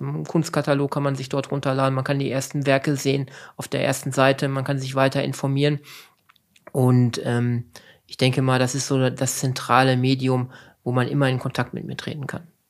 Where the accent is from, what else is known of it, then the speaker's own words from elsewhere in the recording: Lünen, North Rhine-Westphalia, Germany; also born or lived in Cappenberg; groß geworden, so klassisch im Ruhrgebiet, in der Nähe von Dortmund. Ähm, bin ein Dortmunder Jung, fußballtechnisch. ähm, das saugt man halt halt mit dem Muttermilch schon ein. Ähm, letztendlich ähm, ist mein genauer Geburtsort also auf der Nahtstelle zwischen Ruhrgebiet und zwischen dem Münsterland. Ich komme aus Lünen